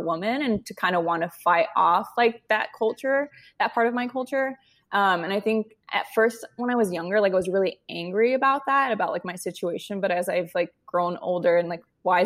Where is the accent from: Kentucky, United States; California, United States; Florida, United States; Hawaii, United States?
California, United States; Westminster; moved away as an adult; also born or lived in New York; I grew up in Orange County, California. I grew up in like Westminster, Huntington Beach area